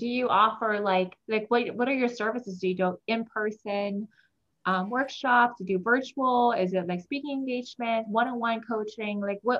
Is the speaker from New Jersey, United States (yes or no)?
no; Hawaii, United States; I'm from Hawaii